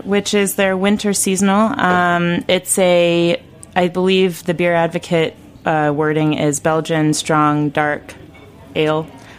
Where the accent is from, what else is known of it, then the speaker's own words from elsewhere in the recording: Davis, California, United States; now in New York City, United States; I'm from California, and I'm from Davis, which has a huge beer culture in that town